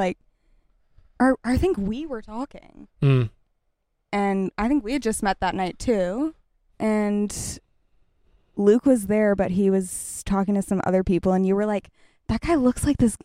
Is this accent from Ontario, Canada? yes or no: yes; Toronto, Ontario, Canada; also born or lived in Boston; I'm from Moore Park. I grew up in Moore Park.